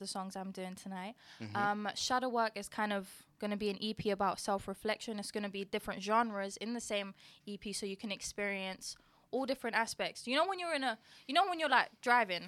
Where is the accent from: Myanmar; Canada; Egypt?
Myanmar; moved away; I'm from Myanmar, which is a third world country